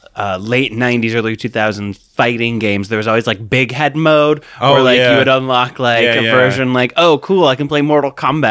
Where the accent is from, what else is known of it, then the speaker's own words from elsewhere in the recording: Midwest, United States; I'm from the Midwest.